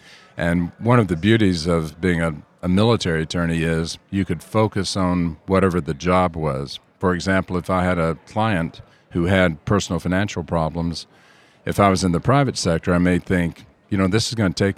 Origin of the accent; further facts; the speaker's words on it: Georgia, United States; I'm from Georgia, and I actually requested an assignment in the southeast or southwest or somewhere overseas.